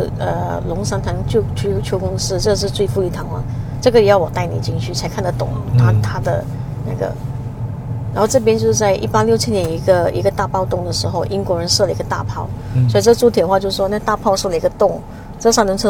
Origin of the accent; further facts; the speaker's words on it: George Town, Penang, Malaysia; 我在这里出生的，在这里出生的。 嗯 我们还是在乔治市市宜的